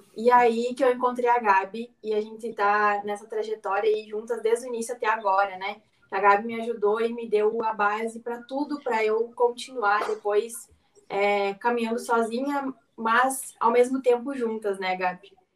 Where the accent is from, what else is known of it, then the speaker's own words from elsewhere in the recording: Rio Grande do Sul, Brazil; eu sou aqui do Rio Grande do Sul, então a gente toma muito chimarrão e o agro é a minha vida desde, desde a minha infância, que eu morava na, na fazenda